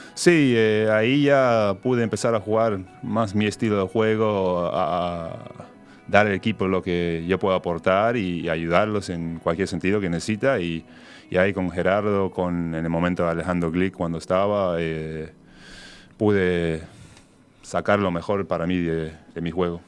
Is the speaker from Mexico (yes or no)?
no; New York, United States; moved away as an adult; also born or lived in Uruguay / Spain; yo fui al high school a tres cuadras y es del Bronx ahí